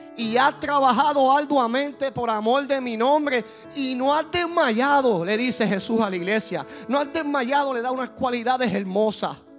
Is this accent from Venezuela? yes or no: no; Puerto Rico; como puertorriqueños que somos